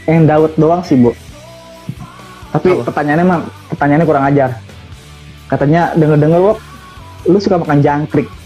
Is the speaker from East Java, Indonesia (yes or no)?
yes; Madura, East Java, Indonesia; now in Jakarta, Indonesia; tahu sendiri kan uh, Jakarta Madura jauh